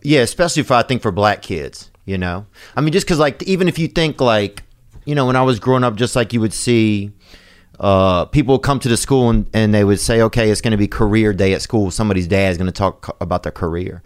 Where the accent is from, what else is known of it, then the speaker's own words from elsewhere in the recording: Louisiana, United States; I grew up in Louisiana